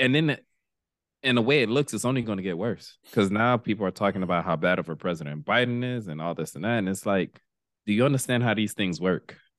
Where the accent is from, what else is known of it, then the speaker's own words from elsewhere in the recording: Miami, Florida, United States; we grew up in Miami